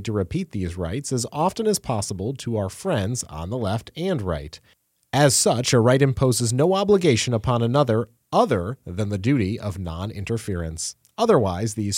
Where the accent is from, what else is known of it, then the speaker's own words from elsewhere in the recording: New York Mills, New York, United States; now in Washington, D.C., United States; my hometown and school of New York Mills